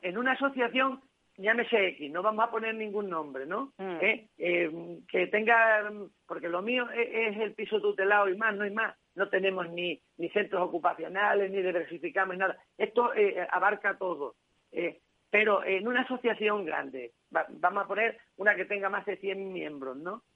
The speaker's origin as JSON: {"language": "Spanish", "area": "a village near Guadalupe", "region": "Extremadura", "country": "Spain", "tie": "born or raised there", "lives_now": "Cáceres, Spain", "said": "a mi pueblo, en la sierra de, en una sierra de aquí de, Extremadura, al, lado de Guadalupe, en Bertocana"}